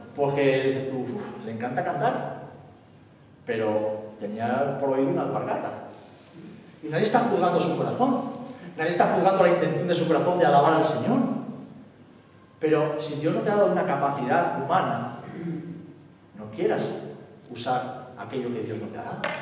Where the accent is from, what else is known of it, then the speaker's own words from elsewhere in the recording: Spain; vengo de España